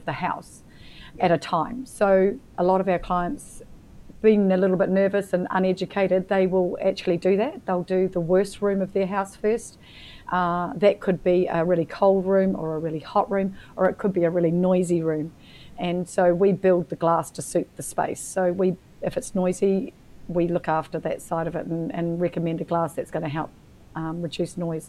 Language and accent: English; New Zealand; also born or lived in Queensland, Australia; now in Victoria, Australia; being a New Zealander, I was living in Queensland at the time